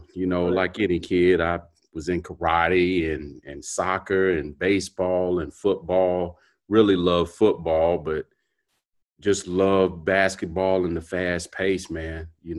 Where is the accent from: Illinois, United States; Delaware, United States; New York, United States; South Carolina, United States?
South Carolina, United States; Columbia; also born or lived in Norfolk, Virginia; I'm from Norfolk, Virginia. I was born in Norfolk, Virginia. My mom's side of the family's from up there, but I moved down to Columbia when I was two